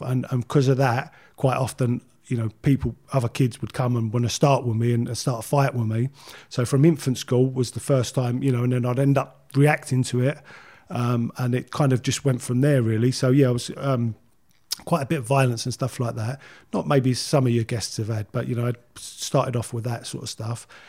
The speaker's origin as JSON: {"language": "English", "region": "London", "country": "United Kingdom", "tie": "born or raised there", "moved": "as an adult", "said": "I grew up in Leytonstone. Uh, uh, I was there till I was about twenty"}